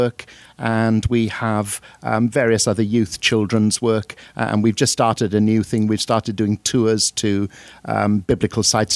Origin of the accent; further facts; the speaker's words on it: Welsh, Wales, United Kingdom; now in Crawley, United Kingdom; I'm Welsh